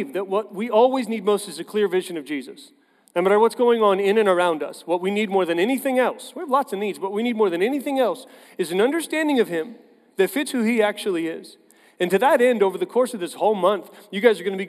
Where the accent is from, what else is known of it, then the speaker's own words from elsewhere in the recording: Tulsa, Oklahoma, United States; I grew up in Tulsa